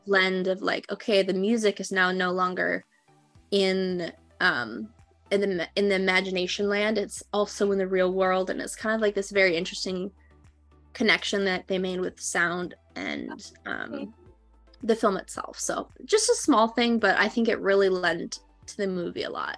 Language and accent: English; Minnesota, United States; now in California, United States; I am a storyteller uh, from originally from Minnesota who moved to California